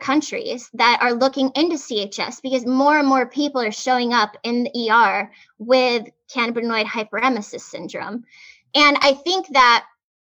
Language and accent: English; Arizona, United States; now in Los Angeles, United States; I grew up in Arizona